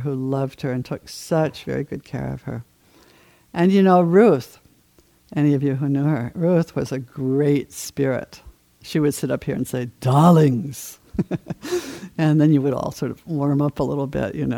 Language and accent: English; Maine, United States; moved away; I did a lot of my growing up in Maine